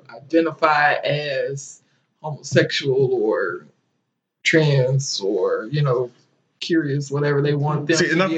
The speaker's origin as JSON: {"language": "English", "town": "St. Louis", "region": "Missouri", "country": "United States", "tie": "born or raised there"}